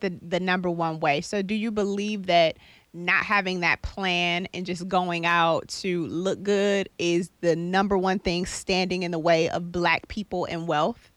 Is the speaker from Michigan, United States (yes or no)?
yes; Detroit, Michigan, United States; moved away; I'm from Detroit